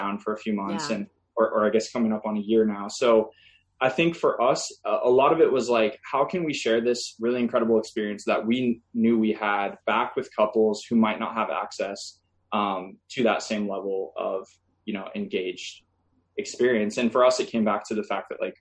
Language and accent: English; Midwest, United States; We're both from the Midwest.